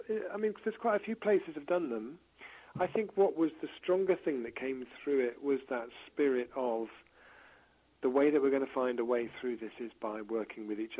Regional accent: Ireland; now in Totnes, United Kingdom; So I moved from Ireland to the UK in 2005 to this beautiful market town I live called Totnes

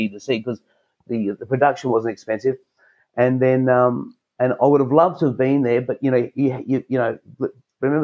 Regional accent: Australia; being an Australian

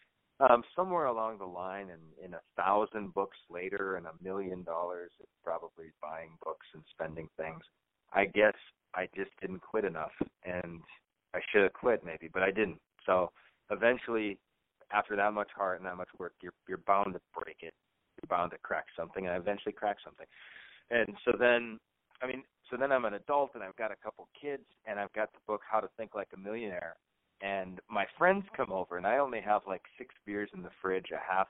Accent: North Dakota, United States; I grew up in North Dakota, and I grew up in a trailer

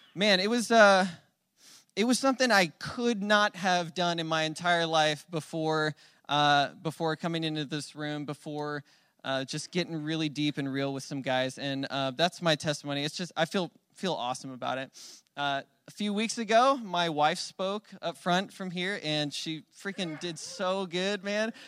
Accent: Phoenix, Arizona, United States; moved away; I'm from Phoenix

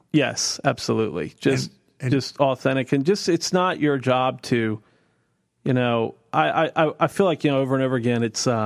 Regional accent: East Coast, United States; because I was from the East Coast and thought they'd all been around since the 1700s

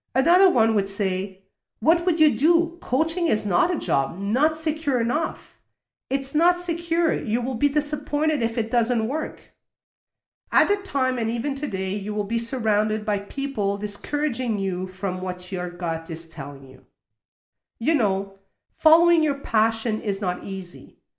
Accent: Canada; also born or lived in Toulouse, France; I was born in Toulouse, France, and moved to Canada when I was six years old

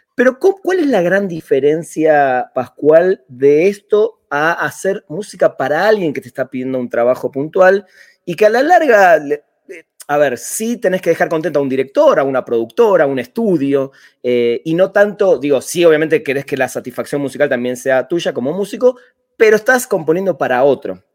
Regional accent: Buenos Aires, Argentina; vengo de Buenos Aires, cuna de muchas bandas muy interesantes

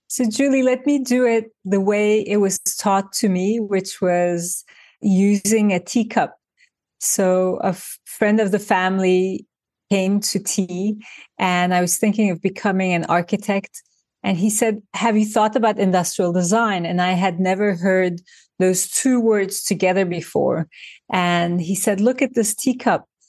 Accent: Turkey; now in New York, United States; I grew up in Turkey

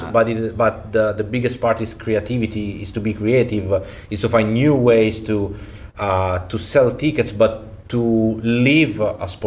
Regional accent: Monza, Lombardy, Italy; moved away as an adult; also born or lived in Milan; now in Rome, Italy; I'm from Monza. Monza is famous for the Formula One circuit.

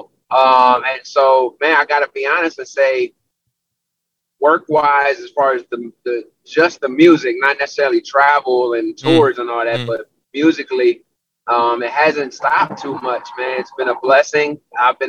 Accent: New Jersey, United States; moved away as an adult; now in Philadelphia, United States; I'm an East Coast boy, born and raised in Jersey

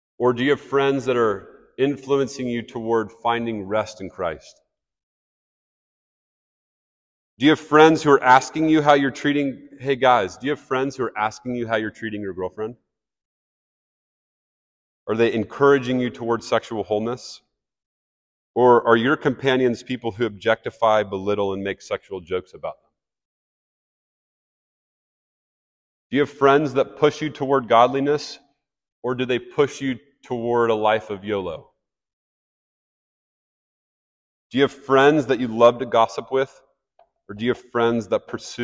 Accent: Kansas City, Missouri, United States; I grew up in Kansas City.

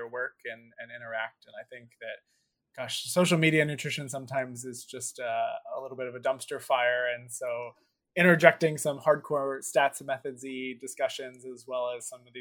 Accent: Philadelphia, Pennsylvania, United States; I'm from Philadelphia

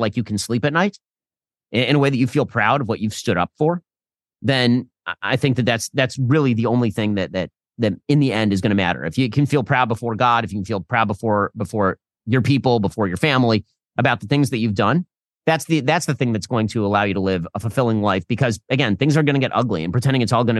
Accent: United States; I'm from America

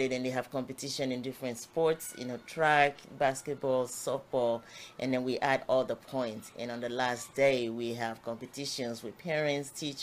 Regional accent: Nigeria; now in Tampa, United States; I grew up in Nigeria

